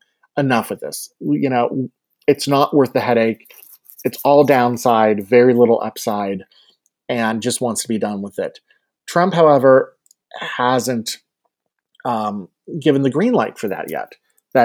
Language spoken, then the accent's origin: English; Youngstown, Ohio, United States; I grew up in Jim Traficant's district